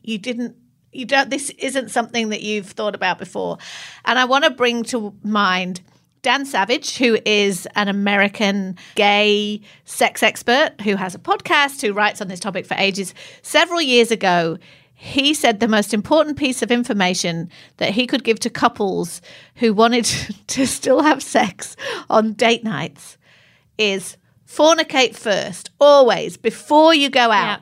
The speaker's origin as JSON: {"language": "English", "region": "England", "country": "United Kingdom", "moved": "yes", "said": "I'm English"}